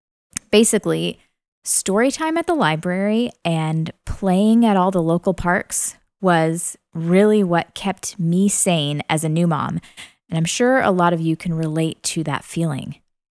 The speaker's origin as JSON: {"language": "English", "region": "Illinois", "country": "United States", "lives_now": "Tennessee, United States", "said": "I am originally from Central Illinois, but my husband Cole and I have called Tennessee home for about 10 years now."}